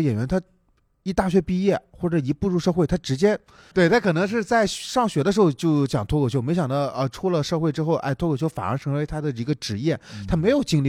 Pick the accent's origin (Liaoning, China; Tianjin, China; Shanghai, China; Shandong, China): Shandong, China; accent: Shandong; 我可能不太山东口音有点重